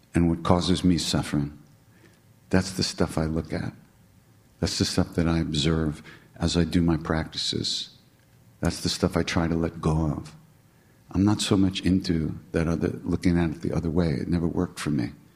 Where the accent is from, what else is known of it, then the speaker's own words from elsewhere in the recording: New York, United States; I'm from New York